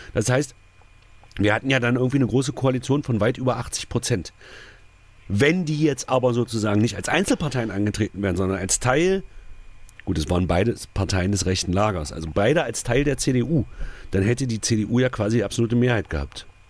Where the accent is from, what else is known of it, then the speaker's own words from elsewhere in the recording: Magdeburg, Saxony-Anhalt, Germany; Ich komme aus Magdeburg